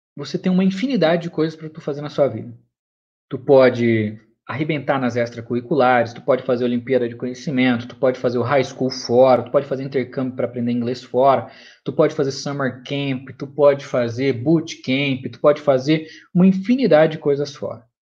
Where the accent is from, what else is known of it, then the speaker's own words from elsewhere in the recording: São Paulo, Brazil; Eu venho de São Paulo, tá? Não, não capital, mas do estado de São Paulo